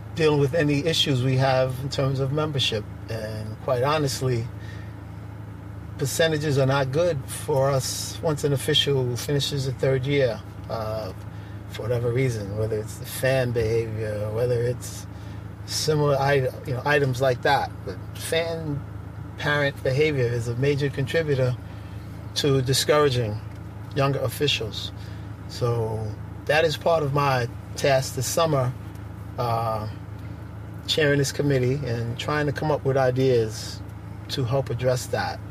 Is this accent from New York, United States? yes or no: yes; New York City, New York, United States; I grew up in Bedford Stuyvesant, Brooklyn